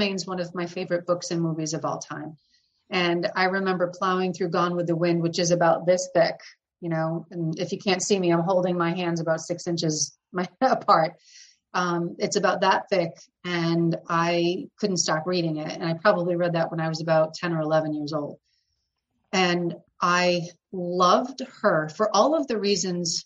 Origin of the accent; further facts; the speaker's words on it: between the Cape and Boston, Massachusetts, United States; now in New Hampshire, United States; I'm from the Northeast and I grew up in Massachusetts